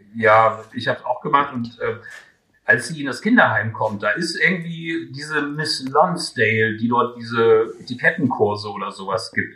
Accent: Göttingen, Lower Saxony, Germany; in meiner Heimatstadt

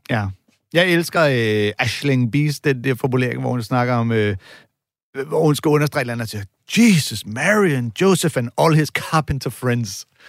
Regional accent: Denmark

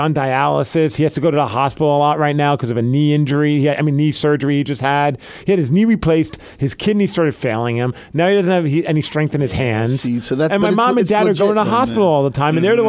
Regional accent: Calgary, Alberta, Canada; I'm from Alberta.

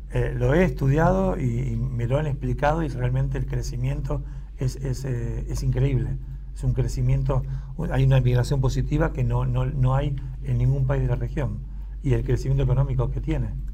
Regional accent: Buenos Aires, Argentina; nosotros que somos de Buenos Aires

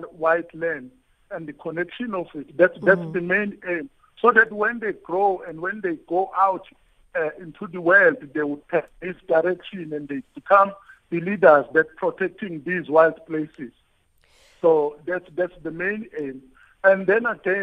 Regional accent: Shambanyati, near Umfolozi, KwaZulu-Natal, South Africa; I was born in Gwashabisa, in a village called Shambanyati

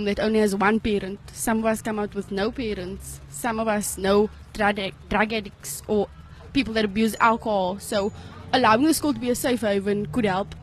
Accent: Cape Town, Western Cape, South Africa; I come from Bonteville.

